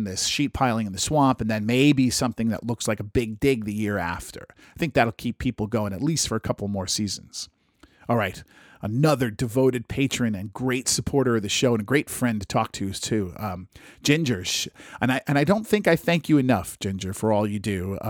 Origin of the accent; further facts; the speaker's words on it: New England, United States; I grew up on the New England seacoast, and I never found any undocumented stone roads or a Templar cross on the beach.